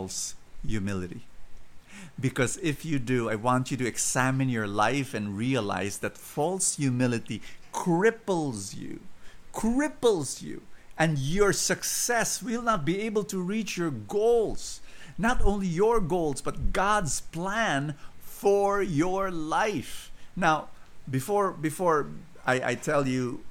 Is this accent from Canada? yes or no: no; Philippines; I'm a Filipino